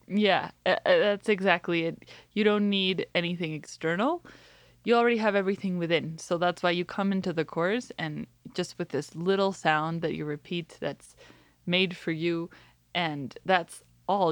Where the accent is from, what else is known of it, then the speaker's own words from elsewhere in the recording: Mexico; I'm from Mexico